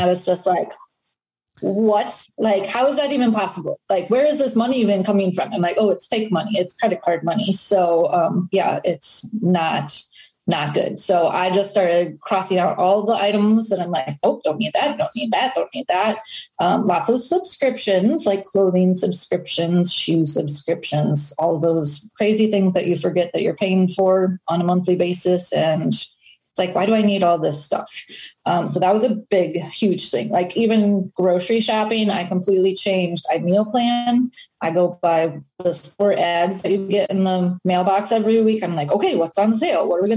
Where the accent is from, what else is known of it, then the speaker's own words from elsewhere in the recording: Wisconsin, United States; moved away as an adult; also born or lived in Florida; I'm just from Wisconsin.